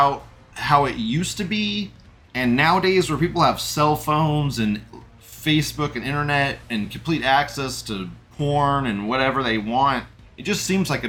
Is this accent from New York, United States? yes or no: no; California, United States; I grew up in California, and it was very diverse